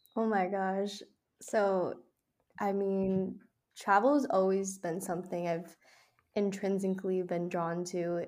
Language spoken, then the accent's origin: English; Chicago, Illinois, United States; I'm from Chicago